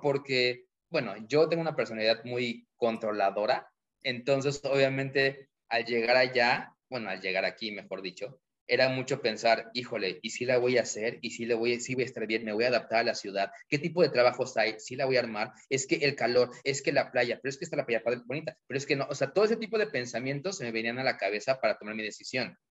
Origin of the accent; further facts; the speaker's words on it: Mexico; los mexicanos